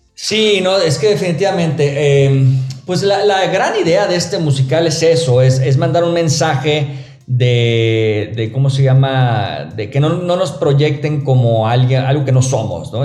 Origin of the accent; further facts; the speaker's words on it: Sonora, Mexico; also born or lived in New York; Soy originario de Sonora